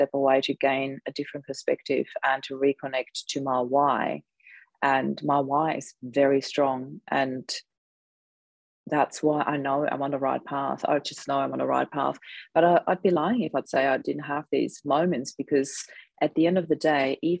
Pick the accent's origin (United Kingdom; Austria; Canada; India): Austria; now in Australia; I'm actually originally from Austria, so there's lots of snow there